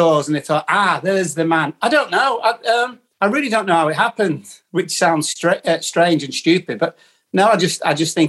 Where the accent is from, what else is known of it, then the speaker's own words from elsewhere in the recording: Preston, North West England, United Kingdom; I am from Preston